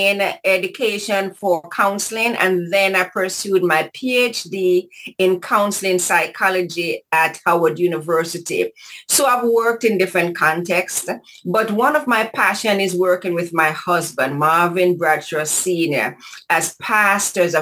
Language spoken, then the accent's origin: English; Kingston, Jamaica; moved away as an adult; now in United States; I'm from Kingston, Jamaica. And I went to Shorewood Teachers College